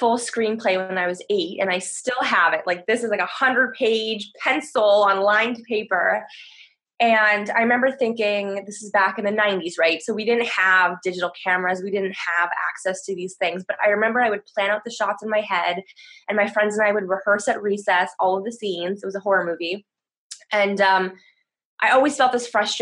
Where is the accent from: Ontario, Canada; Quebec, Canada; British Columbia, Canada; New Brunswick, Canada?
Ontario, Canada; Toronto; moved away as an adult; now in France; I'm originally from Toronto